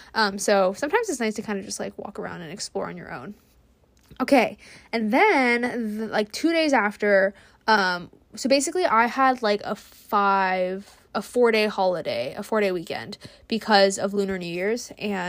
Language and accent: English; California, United States; and I feel like since I'm from California and like wildfires are like totally a thing